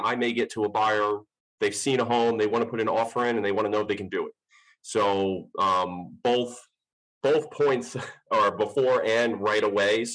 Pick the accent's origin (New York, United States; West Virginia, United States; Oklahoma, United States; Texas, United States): New York, United States; Long Island; moved away as an adult; now in Clayton, United States; I'm originally from Long Island, moved down to the Clayton area, actually, about 6 years ago.